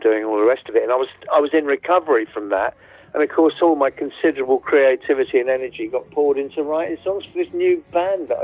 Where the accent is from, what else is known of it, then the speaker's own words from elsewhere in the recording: Colchester, East of England, United Kingdom; we're from Colchester, and we were a really tight little glam rock band